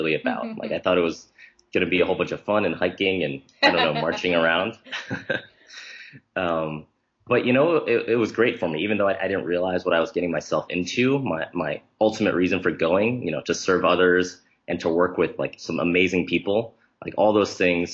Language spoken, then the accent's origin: English; New Jersey, United States; also born or lived in Nebraska; My parents are from Taiwan, but I was born in Nebraska and then raised in New Jersey